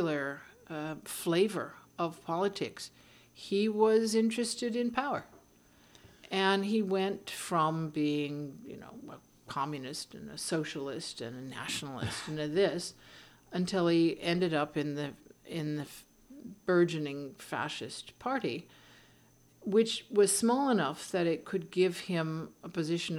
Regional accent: California, United States; I'm an American and I'm a Californian

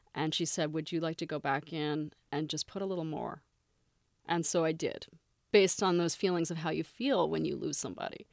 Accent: Canada; moved away; I grew up in Canada, so I'm very familiar with Toronto

